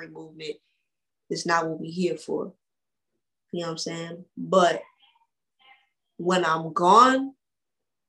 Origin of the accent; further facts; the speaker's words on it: Orlando, Florida, United States; I've been in Orlando all my life.